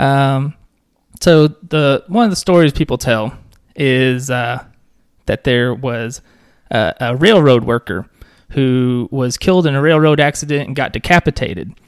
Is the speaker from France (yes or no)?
no; Pulaski County, Arkansas, United States; I grew up in Pulaski County